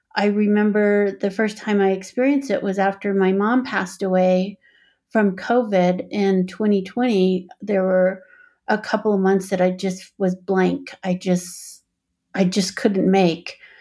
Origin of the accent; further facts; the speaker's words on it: Four Corners, United States; now in Boulder, United States; I grew up on the Navajo Reservation. I guess the Navajo Nation is what most people call it now. It's in the Four Corners regions of Arizona, New Mexico, Colorado, and, oh my gosh, Utah